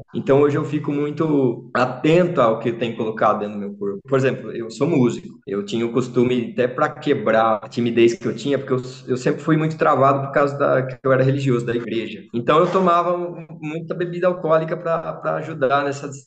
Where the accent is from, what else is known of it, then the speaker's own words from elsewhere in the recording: Limeira, São Paulo, Brazil; sou de Limeira